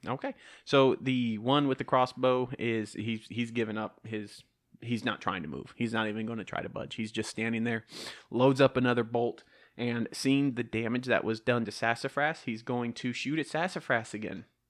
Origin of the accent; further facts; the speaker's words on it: the South, United States; accent: southern; My southern accent's taking over